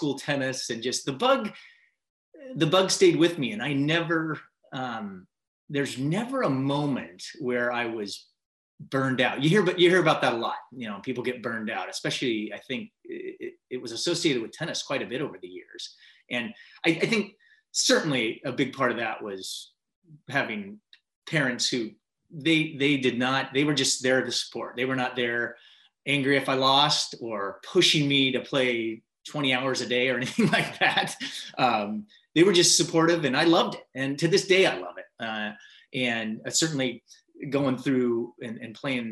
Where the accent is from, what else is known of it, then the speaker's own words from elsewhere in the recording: Mercer Island, Washington, United States; Grew up on Mercer Island